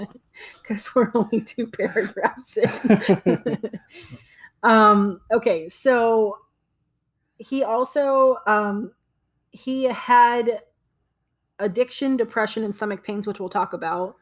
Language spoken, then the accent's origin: English; Pittsburgh, Pennsylvania, United States; we're from Pittsburgh, so we're Pittsburghers